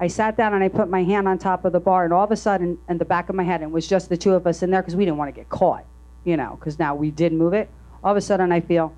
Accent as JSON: {"language": "English", "region": "New Jersey", "country": "United States", "said": "I'm from New Jersey. And it was in Red Bank"}